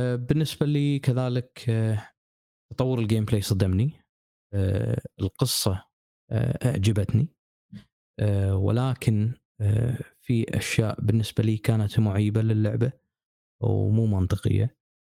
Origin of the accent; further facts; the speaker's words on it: Kuwait; عندنا بالكويت